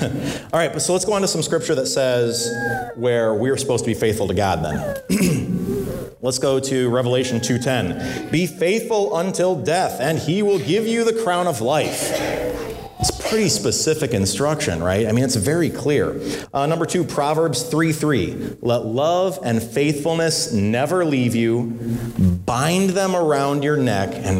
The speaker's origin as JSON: {"language": "English", "region": "Illinois", "country": "United States", "tie": "born or raised there", "said": "I grew up in Illinois"}